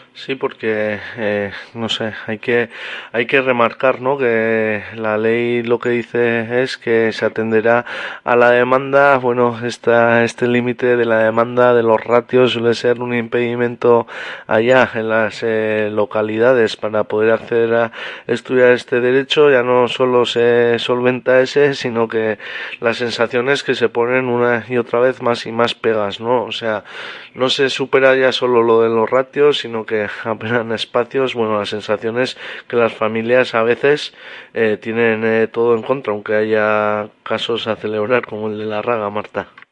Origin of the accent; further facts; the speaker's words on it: Oteiza, Navarre, Spain; en mi pueblo de Oteiza